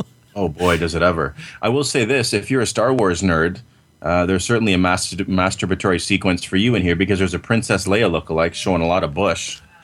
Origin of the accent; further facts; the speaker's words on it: Canada; I'm Canadian